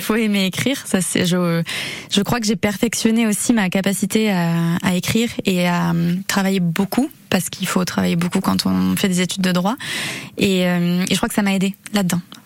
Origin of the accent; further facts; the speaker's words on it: Arcachon Basin, Nouvelle-Aquitaine, France; moved away as an adult; now in Bayonne, France; Je suis originaire du bassin d'Arcachon